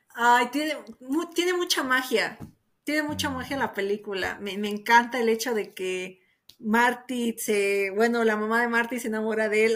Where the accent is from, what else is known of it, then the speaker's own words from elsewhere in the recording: Mexico City, Mexico; aquí en la Ciudad de México, aquí como mexicano